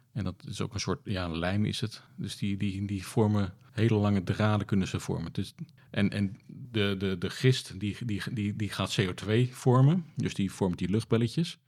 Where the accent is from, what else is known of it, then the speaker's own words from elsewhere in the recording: Netherlands; we als Nederlanders